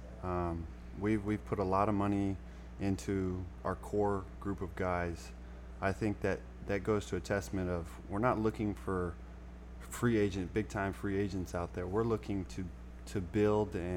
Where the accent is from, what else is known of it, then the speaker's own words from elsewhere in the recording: Colorado, United States; moved away; I'm from Colorado